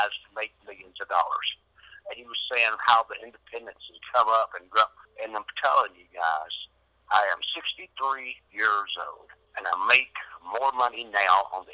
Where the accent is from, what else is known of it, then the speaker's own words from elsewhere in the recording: Nashville, Tennessee, United States; Nashville, Tennessee, my hometown